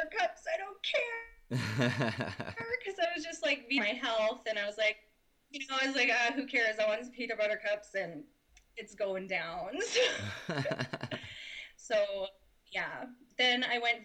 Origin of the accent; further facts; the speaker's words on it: Leduc, Alberta, Canada; also born or lived in Edmonton, Alberta; I was born in Leduc, Alberta, just outside of Edmonton. And then we moved to Edmonton when I was about 12